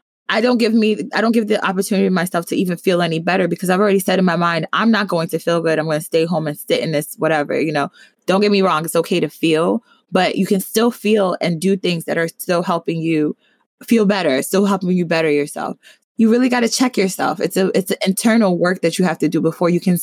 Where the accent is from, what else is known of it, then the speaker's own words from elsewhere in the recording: New Jersey, United States; I'm from Jersey